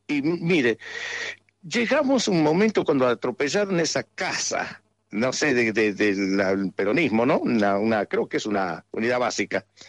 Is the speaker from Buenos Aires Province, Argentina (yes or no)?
no; Andalgalá, Catamarca, Argentina; de mi pueblo, de todo Andalgalá